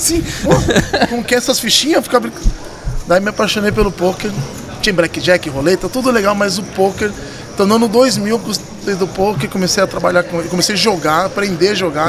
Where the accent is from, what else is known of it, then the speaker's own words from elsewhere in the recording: São Paulo, Brazil; moved away as an adult; also born or lived in London / Paris / Barcelona; nasci aqui na Lapa, aqui do ladinho